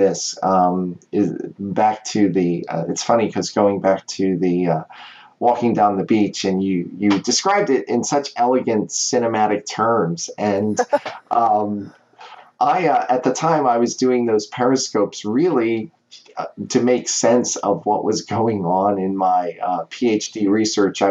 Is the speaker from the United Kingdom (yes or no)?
no; United States; accent: American; also born or lived in Cape May, New Jersey; I'm American